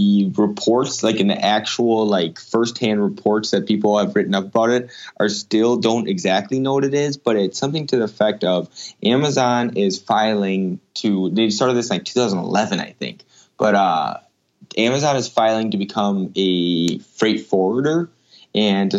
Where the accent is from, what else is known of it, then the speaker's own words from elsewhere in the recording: Minnesota, United States; I'm currently back in my home state of Minnesota